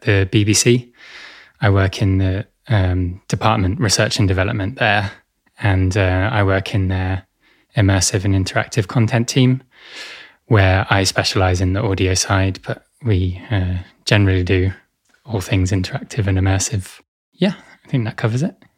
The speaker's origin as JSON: {"language": "English", "area": "Essex", "region": "East of England", "country": "United Kingdom", "tie": "born or raised there", "said": "I grew up in Essex, uh, to the northeast of London."}